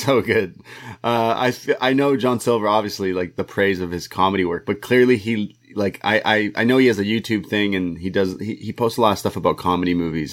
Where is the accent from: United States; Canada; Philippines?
Canada; I'm a Canadian boy